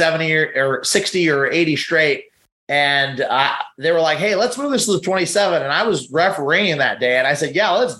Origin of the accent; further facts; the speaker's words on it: California, United States; now in Missouri, United States; growing up in California